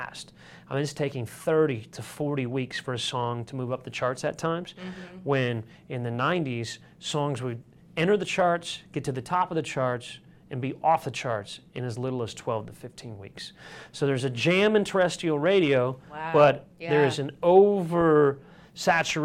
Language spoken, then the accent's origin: English; Sparta, Michigan, United States; moved away; growing up in Sparta